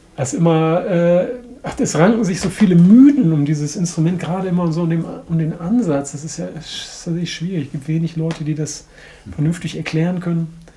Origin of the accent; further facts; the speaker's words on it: Bremen, Germany; ich komme ja aus Bremen